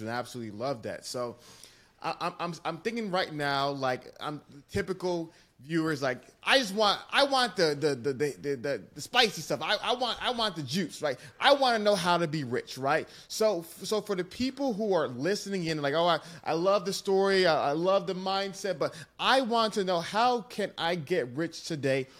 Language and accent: English; Nigeria; I'm Nigerian